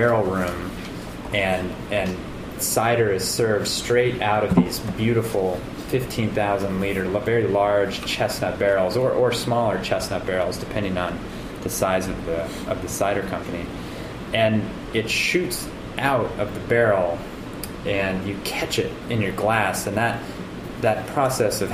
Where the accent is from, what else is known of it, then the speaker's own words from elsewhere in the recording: Kansas City, United States; now in Vermont, United States; I'm from Kansas City originally